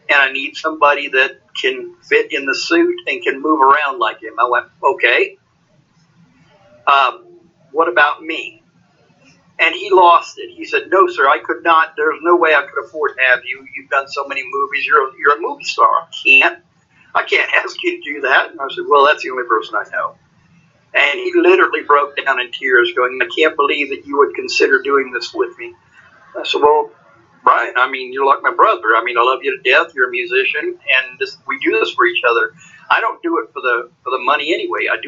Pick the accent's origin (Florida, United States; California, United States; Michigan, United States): Florida, United States; Cocoa; moved away as an adult; now in Nashville, United States; I am from Cocoa Beach, Florida. Yes, okay. sir. I, I grew up in the city of Cocoa, which is the mainland of, of Florida. I was there until I was 22 years old.